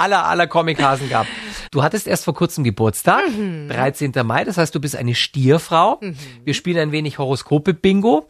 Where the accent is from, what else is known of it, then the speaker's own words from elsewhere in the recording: Neu-Ulm, Bavaria, Germany; in Neu-Ulm, in Schwaben, wo ich herkomme